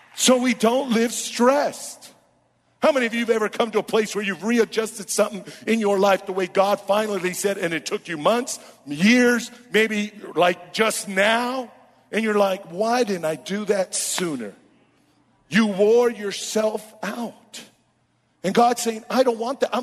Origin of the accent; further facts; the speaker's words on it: Oakland, California, United States; I was born and raised in Oakland